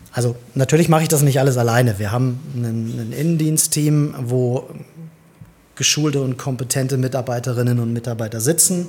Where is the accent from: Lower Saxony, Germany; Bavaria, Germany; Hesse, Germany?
Lower Saxony, Germany; Hildesheim; bin gebürtiger Hildesheimer, wenn man das so sagen kann. Habe meine komplette Schul- und Arbeitszeit bisher hier verbracht